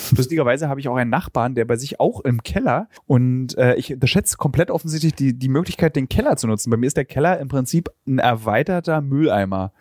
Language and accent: German; Berlin, Germany; als Jugendlicher in Berlin